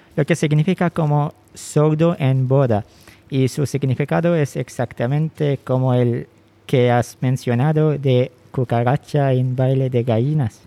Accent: Bidiyah, Ash Sharqiyah North, Oman; Spanish is a second language; now in Muscat, Oman; ahora vivo en Mascat, la capital de Oman, pero soy originalmente de Bidia, un estado al este de Oman

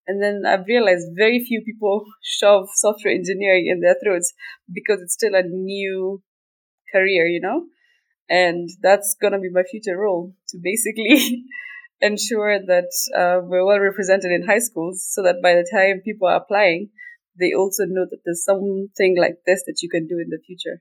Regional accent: Kenya; first language Somali; English is a second language; moved away as an adult; also born or lived in Turkey / Italy

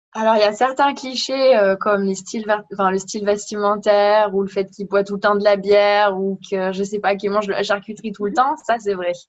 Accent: France; moved away as an adult; now in Germany; en tant que Française, moi, j'ai cet avantage qu'ils me disent Oh, avec ton accent, c'est trop mignon

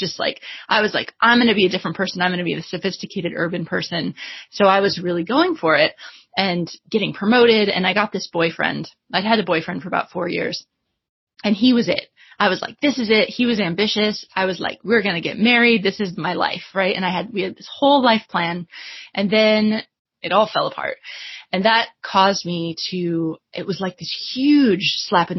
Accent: United States; moved away as an adult; also born or lived in Washington, D.C.; now in London, United Kingdom; I'm originally American, although I live in London now

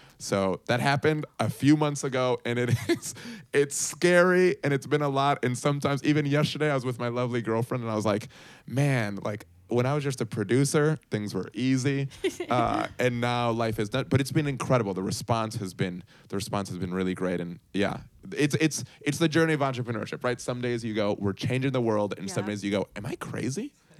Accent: Puerto Rico; also born or lived in Bogota, Colombia / Chicago, United States; So I am Colombian, Colombiano de Bogota. and I grew up in Puerto Rico and then Chicago, but going back to my whole family's in Colombia, everything is there.

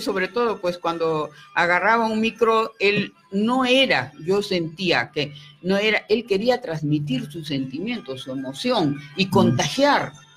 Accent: Arequipa, Peru

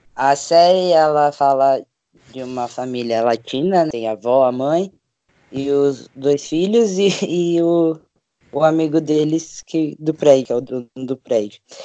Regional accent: São Paulo, Brazil; eu tenho 22 anos, sou de São Paulo, capital

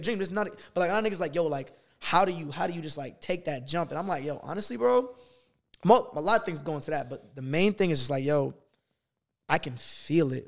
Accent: Boston, Massachusetts, United States; moved away; I'm from Boston.

